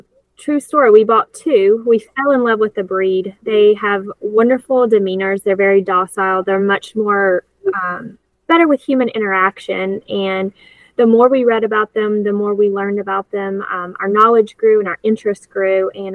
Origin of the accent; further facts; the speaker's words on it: Wilkes County, North Carolina, United States; moved away as an adult; also born or lived in Charlotte, North Carolina; I grew up in Wilkes County, so this is home for me. My husband and I, we lived in Charlotte for 10 years